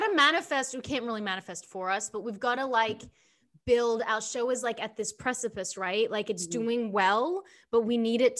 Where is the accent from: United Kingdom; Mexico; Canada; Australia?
Australia; now in United States; so I came from Australia and came to the States to like start over, right? And I tied up all my money in property in Australia because I was like this child actor.